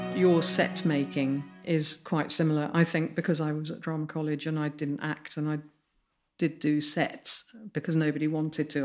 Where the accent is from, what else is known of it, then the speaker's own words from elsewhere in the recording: Midlands, United Kingdom; grew up in the Midlands and, and in a s, lovely Georgian town.